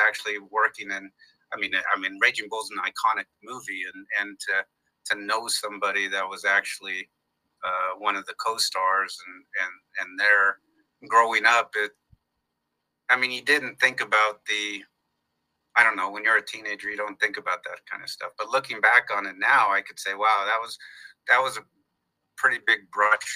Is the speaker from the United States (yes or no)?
yes; Ontario, California, United States; also born or lived in Los Angeles; now in Glendale, United States; I was born and raised in Southern California